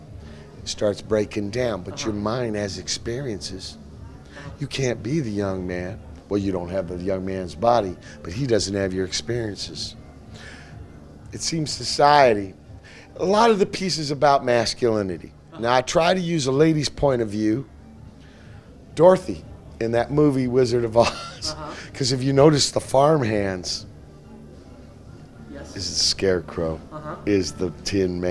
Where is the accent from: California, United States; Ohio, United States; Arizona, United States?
California, United States; Los Angeles; also born or lived in Virginia; I've been in Pedro 46 years